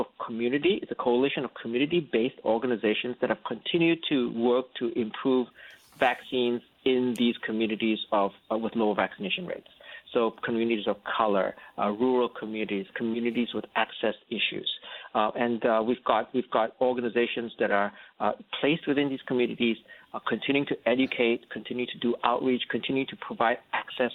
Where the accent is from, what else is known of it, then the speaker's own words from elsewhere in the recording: Singapore; moved away as an adult; also born or lived in North Carolina, United States; now in United States; I'm actually originally from Singapore, and I came over here and I went to Duke University